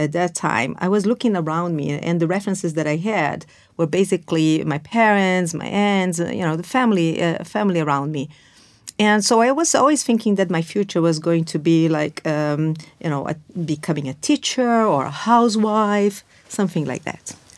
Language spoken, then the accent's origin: English; Brazil; moved away as an adult; now in London, United Kingdom; I was born and raised in Brazil